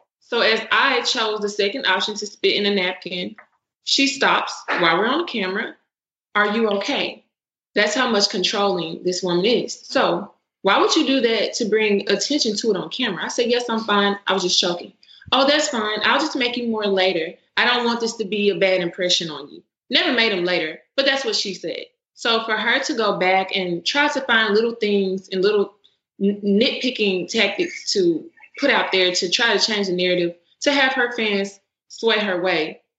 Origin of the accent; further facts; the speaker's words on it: the South, United States; being respectful. I'm from the South. I'm trying to have Southern hospitality.